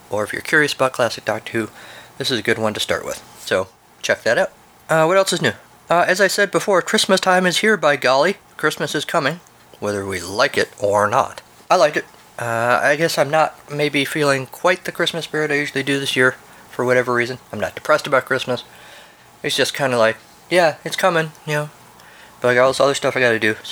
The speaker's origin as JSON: {"language": "English", "country": "United States", "said": "I'm an American"}